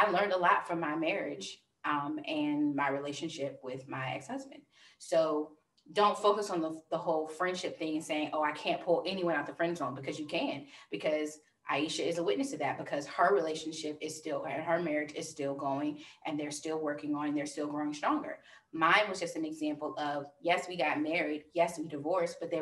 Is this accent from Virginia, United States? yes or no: yes; Virginia, United States; we're from Virginia